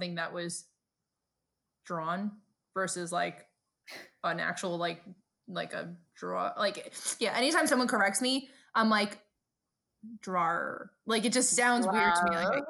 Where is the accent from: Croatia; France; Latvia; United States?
United States; New York City, New York; moved away; my accent to this day, I get made fun of, because naturally growing up in Brooklyn